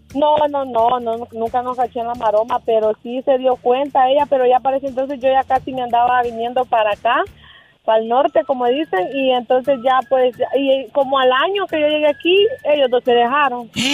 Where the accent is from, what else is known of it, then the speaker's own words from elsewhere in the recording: El Salvador; moved away; also born or lived in Delano, California / Tijuana; Yo soy del Salvador, estaba en El Salvador